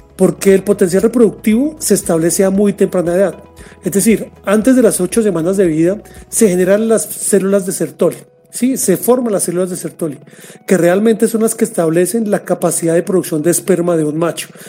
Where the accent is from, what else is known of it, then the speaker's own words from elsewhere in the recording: Colombia; me desempeño como gerente regional de servicio técnico para mi país